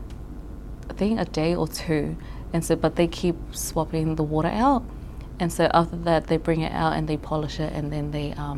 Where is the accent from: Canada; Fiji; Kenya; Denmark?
Fiji; also born or lived in Tuvalu; now in New Zealand; I was born here, but I was raised in Fiji